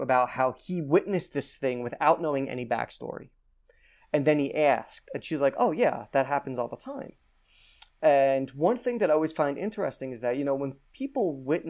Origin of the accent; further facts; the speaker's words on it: New Jersey, United States; I grew up in New Jersey and in North Jersey